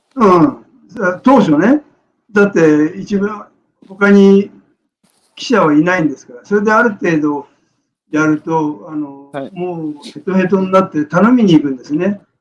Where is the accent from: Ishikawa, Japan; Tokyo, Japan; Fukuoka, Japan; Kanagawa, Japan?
Tokyo, Japan; moved away as an adult; also born or lived in Morioka; now in Iwate, Japan; 出身は東京です。